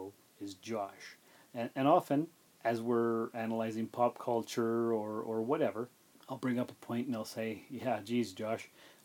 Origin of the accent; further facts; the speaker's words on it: Sault Ste. Marie, Ontario, Canada; I grew up in Sault Ste. Marie, and our high school was filled with a lot of Native students